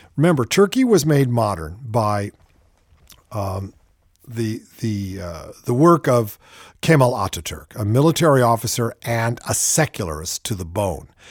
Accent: California, United States; I'm from California.

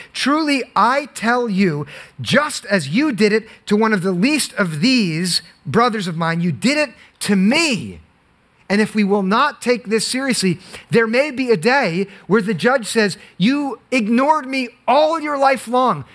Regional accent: Monmouth County, New Jersey, United States; now in Summit, United States; I grew up in Monmouth County, which is so affluent

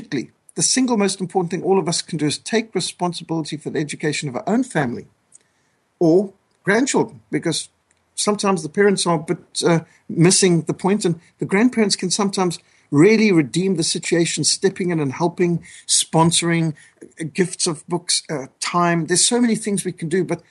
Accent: Zimbabwe; moved away; also born or lived in South Africa; I was brought up in Rhodesia, what today is communist Zimbabwe

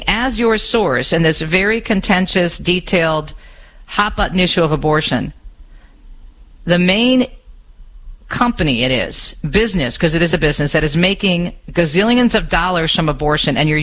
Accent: Michigan, United States; my home state of Michigan

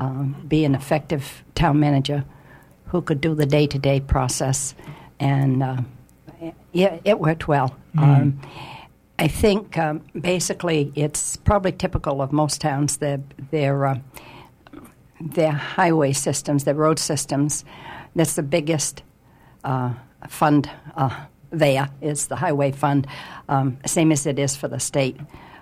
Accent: Union, Maine, United States; in Union, my hometown

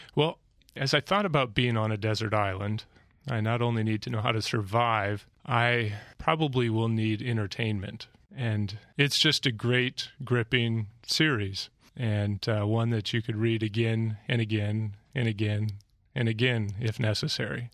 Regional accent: Alaska and Montana, United States; I grew up in Alaska and Montana

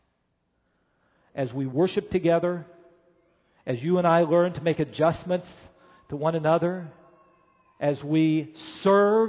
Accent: Chicago, Illinois, United States; as a Chicagoan

